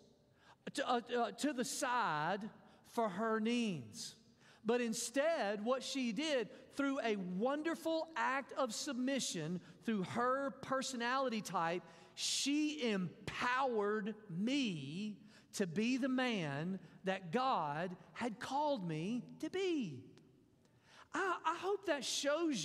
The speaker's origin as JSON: {"language": "English", "region": "Mississippi", "country": "United States", "said": "I'm from Mississippi"}